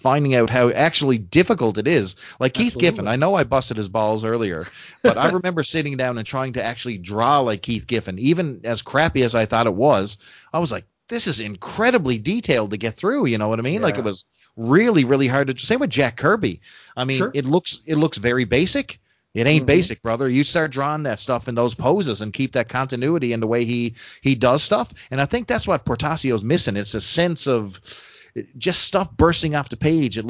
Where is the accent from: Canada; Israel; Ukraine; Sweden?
Canada; I'm a Canadian and damn proud of it